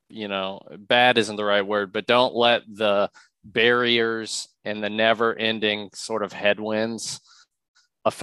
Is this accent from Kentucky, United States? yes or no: yes; Louisville, Kentucky, United States; moved away; Louisville's where I'm from